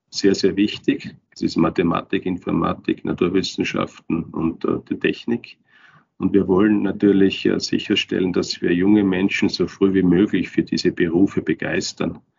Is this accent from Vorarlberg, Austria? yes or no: no; Turnau, Styria, Austria; also born or lived in Kapfenberg; Ich bin in Kapfenbeck geboren, bin aber in Turnau aufgewachsen und ich bin auch jetzt vor ein paar Wochen nach Turnau zurückgezogen an meinen Heimatort. Komme also aus der Obersteiermark, komme aus den Bergen